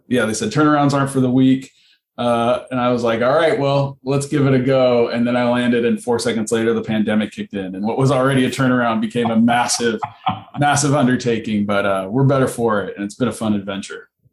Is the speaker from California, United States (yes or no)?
yes; Southern California, United States; I grew up in Southern California. I was a surfer